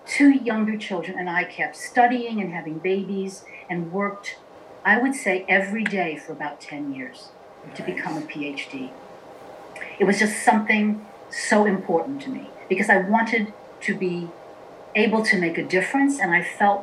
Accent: New York City, New York, United States; I was born in Queens, New York, in a very traditional Italian family

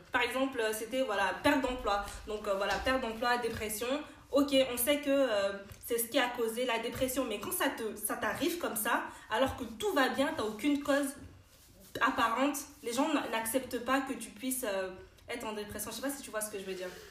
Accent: Benin; j'ai grandi au Bénin

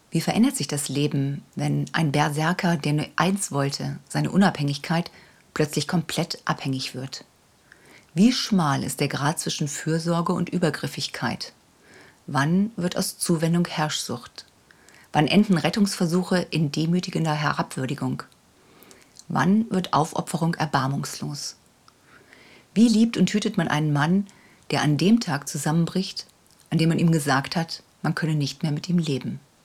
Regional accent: Hamburg, Germany; moved away; in meiner alten Heimat Hamburg-Ochsenwerder

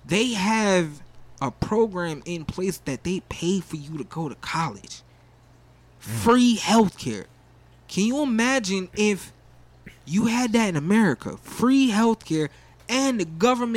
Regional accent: New Jersey, United States; now in Broward County, United States; I'm originally from Jersey

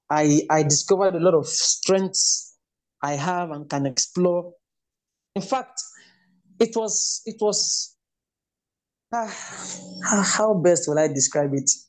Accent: Enugu State, Nigeria; also born or lived in Lagos State / Edo State; now in Kwara State, Nigeria; because I am from Enugu State.

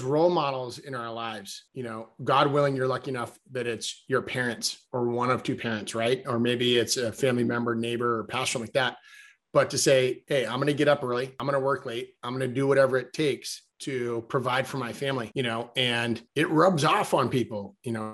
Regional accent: Massachusetts, United States; I actually grew up commercial fishing in Massachusetts as a kid.

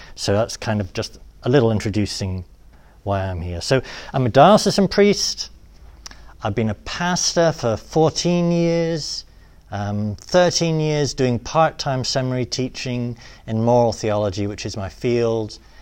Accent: England, United Kingdom; accent: British; moved away as an adult; also born or lived in Rome, Italy; now in United States; my mom's from Illinois. My dad's from Britain. They met at Purdue University. Uh, all my life they've lived in England

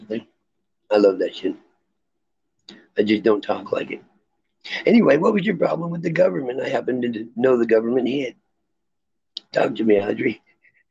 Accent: Tennessee, United States; my high school years, you know, back in Tennessee

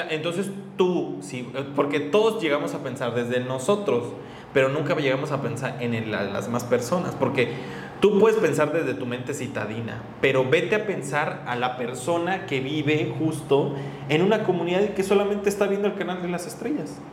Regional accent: Chiapas, Mexico; yo de Chiapas

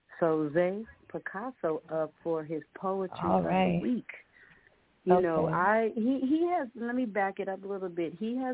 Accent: Compton, California, United States; a 16-year-old person growing up in Compton, California, and in the 90s

